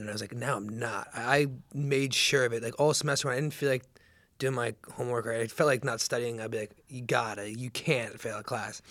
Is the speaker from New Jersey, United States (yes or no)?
yes; Seager, New Jersey, United States; moved away as an adult; also born or lived in Charleston; I was born and raised in Seager, New Jersey